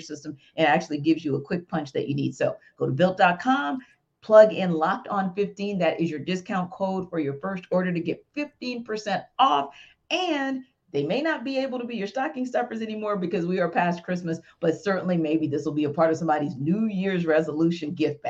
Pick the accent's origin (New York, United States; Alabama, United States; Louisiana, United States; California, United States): Louisiana, United States; near St. Rose; now in Atlanta, United States; Ed Reed is from my hometown area. He is from St. Rose, Louisiana, which is right down the road from where I grew up.